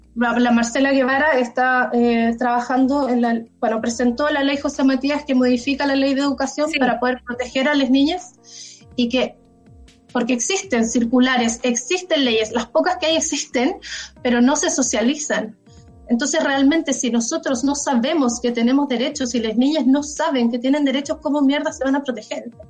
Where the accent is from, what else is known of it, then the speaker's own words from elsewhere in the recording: Chile; moved away; mi experiencia en Chile